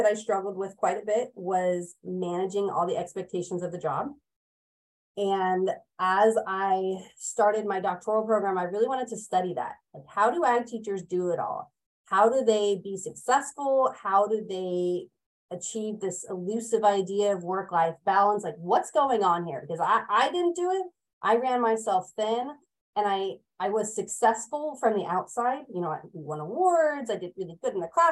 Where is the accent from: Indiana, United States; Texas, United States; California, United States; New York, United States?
California, United States; moved away as an adult; now in Oregon, United States; I hail from California